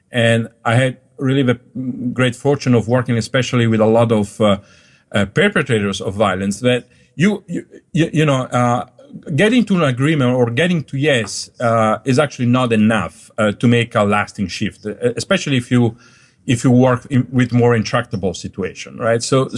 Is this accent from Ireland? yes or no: no; Dolomites, Italy; also born or lived in Germany / Switzerland / Colombia; now in United States; So Sicily is very different from my hometown in Dolomites, in the Alps, right?